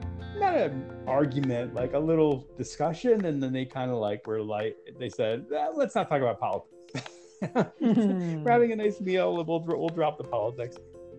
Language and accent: English; Israel; I didn't want to start, you know, forwarding information that we're from Israel.